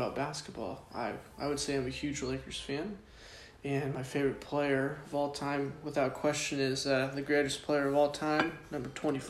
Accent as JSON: {"language": "English", "town": "Riverside", "region": "California", "country": "United States", "tie": "born or raised there", "moved": "as an adult", "lives_now": "Ohio Valley, United States", "said": "But I'm from Riverside, California."}